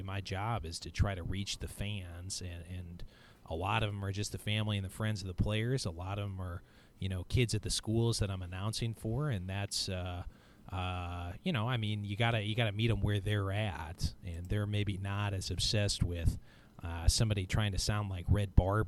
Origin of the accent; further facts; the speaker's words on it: St. Louis, Missouri, United States; I grew up in St. Louis